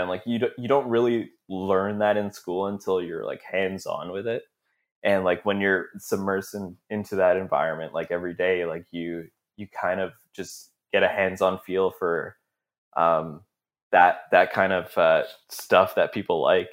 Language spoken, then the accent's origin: English; Brampton, Ontario, Canada; I grew up in Brampton, right? And, uh, so it's just outside of Toronto